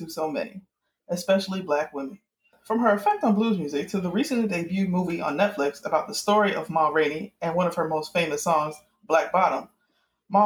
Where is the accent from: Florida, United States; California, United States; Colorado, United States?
Florida, United States; Miami; I'm from Miami